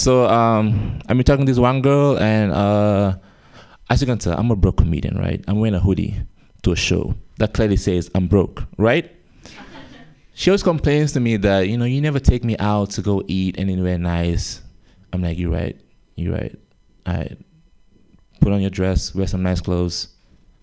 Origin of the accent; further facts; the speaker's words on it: Gambia; moved away; I have an accent, as you guys can tell. I'm from Gambia